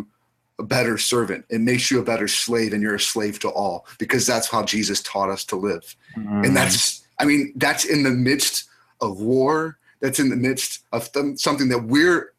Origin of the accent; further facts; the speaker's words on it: United States